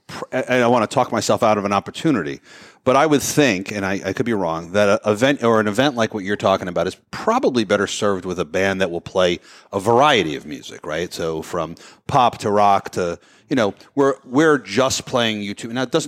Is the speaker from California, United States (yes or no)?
no; New Jersey, United States; We are all from New Jersey.